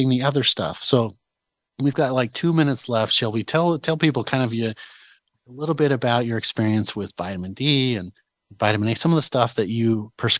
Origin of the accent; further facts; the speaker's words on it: Idaho, United States; we're from Idaho